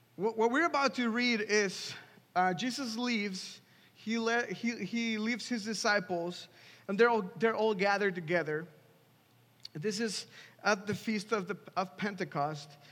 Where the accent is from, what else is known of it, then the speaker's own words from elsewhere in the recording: Mexico City, Mexico; moved away as an adult; now in Washington, DC, United States; I grew up in Mexico. I'm from Mexico City